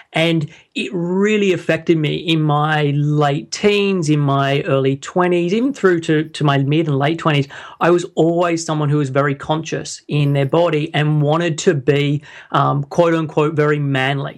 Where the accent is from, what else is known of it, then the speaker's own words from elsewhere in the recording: Sydney, New South Wales, Australia; moved away as an adult; now in London, United Kingdom; I'm originally from Sydney, and I moved over to the U K, uh, when I was in twenty-one